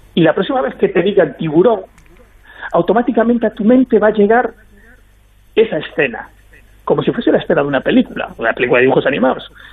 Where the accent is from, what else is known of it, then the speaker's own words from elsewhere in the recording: Galicia, Spain; yo soy gallego